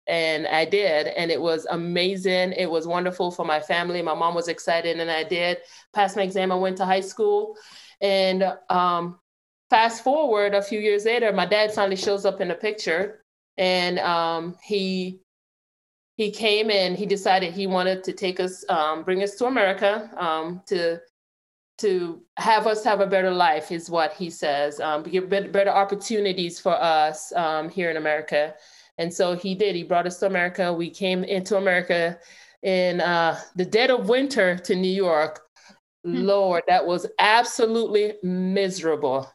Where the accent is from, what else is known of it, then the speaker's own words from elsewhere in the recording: Jamaica; now in Clarksville, United States; I have an accent. I I was born and raised in Jamaica